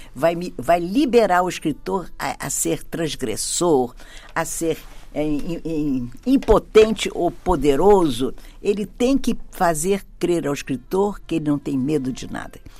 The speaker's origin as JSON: {"language": "Portuguese", "country": "Brazil", "tie": "born or raised there", "said": "nasci no Brasil e filha de galegos, de origem"}